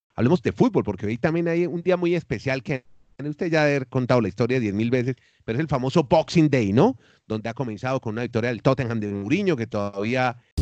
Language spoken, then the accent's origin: Spanish; Colombia; now in Chile; yo soy colombiano, vivo en Chile